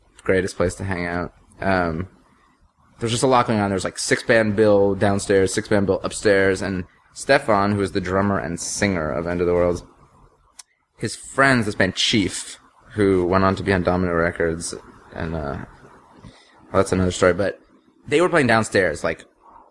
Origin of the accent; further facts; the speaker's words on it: New York City, New York, United States; also born or lived in Brooklyn; I'm from the city. I'm from Manhattan. Yeah. And now I live in Brooklyn